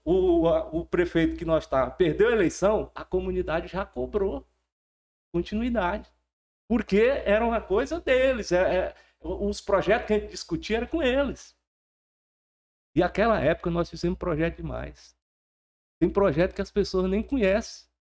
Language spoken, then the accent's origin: Portuguese; Porto Nacional, Tocantins, Brazil; sou de outubro, nasci aqui em Porto Nacional mesmo.